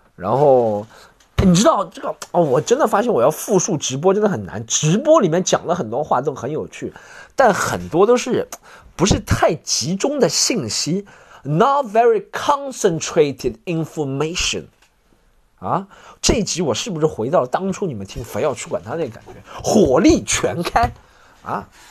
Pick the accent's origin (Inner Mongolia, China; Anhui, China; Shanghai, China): Shanghai, China; accent: Shanghainese; 我用上海方言